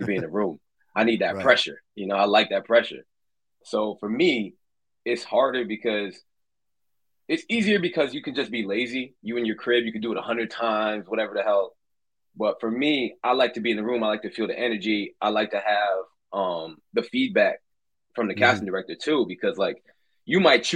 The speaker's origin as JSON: {"language": "English", "town": "New York City", "region": "New York", "country": "United States", "moved": "as an adult", "lives_now": "Los Angeles, United States", "said": "I'm from Brooklyn, New York. My parents are Trinidadian."}